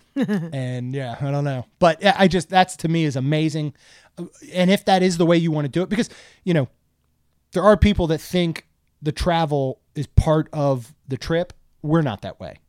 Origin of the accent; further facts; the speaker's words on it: Maryland, United States; I grew up in Maryland